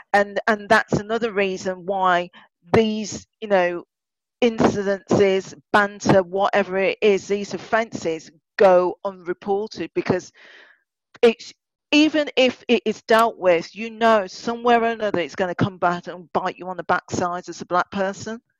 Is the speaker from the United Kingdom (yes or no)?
yes; Birmingham, West Midlands, United Kingdom; born and bred in Birmingham